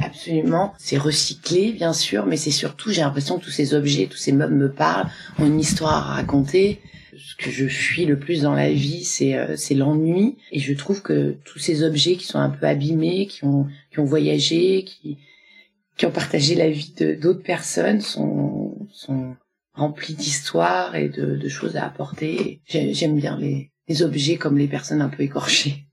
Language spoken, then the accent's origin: French; Nice hinterland, Provence-Alpes-Côte d'Azur, France; now in Paris, France; je suis une niçoise